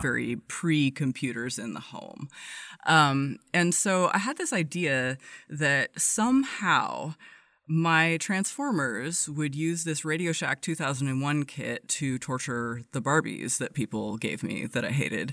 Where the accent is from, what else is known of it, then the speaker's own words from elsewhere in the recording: Everett, Washington, United States; grew up just north of Seattle in a very very very blue collar town uh, called Everett